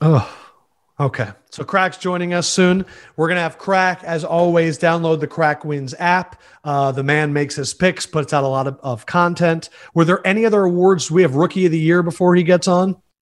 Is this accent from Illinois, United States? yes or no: no; Philadelphia, Pennsylvania, United States; growing up in Philadelphia